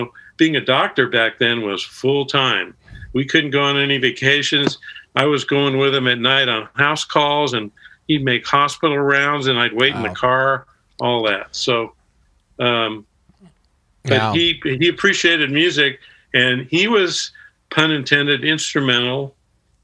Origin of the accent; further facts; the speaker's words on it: Los Angeles, California, United States; I grew up in West LA. I grew up in Cheviot Hills